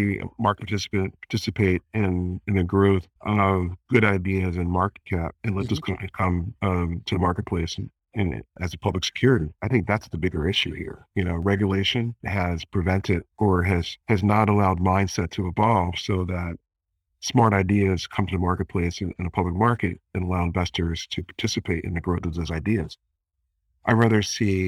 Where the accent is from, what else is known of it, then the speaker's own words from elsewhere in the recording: Philadelphia, Pennsylvania, United States; my hometown, Philadelphia